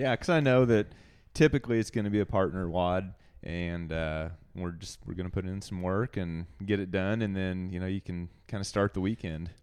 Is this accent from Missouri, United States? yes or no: yes; Rolla, Missouri, United States; moved away; I am from Missouri originally